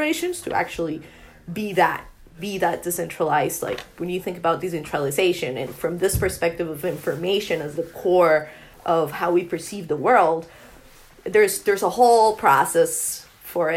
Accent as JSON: {"language": "English", "town": "Bogotá", "region": "Bogotá Capital District", "country": "Colombia", "tie": "born or raised there", "said": "I'm from Bogota, from Colombia. And I was born and raised there."}